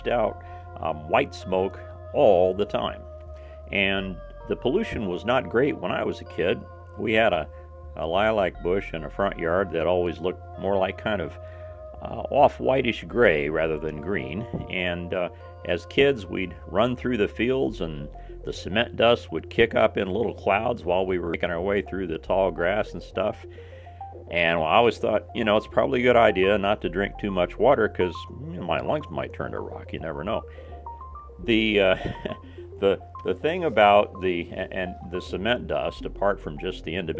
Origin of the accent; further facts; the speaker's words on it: Southern Indiana, United States; I grew up in Southern Indiana in the late 50s and the early 60s